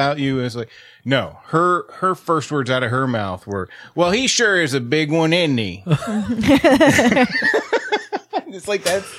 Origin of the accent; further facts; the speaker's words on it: Houston, Texas, United States; I grew up in Houston, and Conroe is just north of Houston.